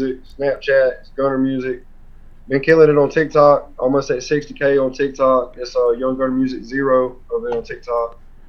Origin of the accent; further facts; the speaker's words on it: Albany, Georgia, United States; now in Athens, United States; I was born in Albany, Georgia, down in South Georgia, and moved to Athens when I was 15 and been here ever since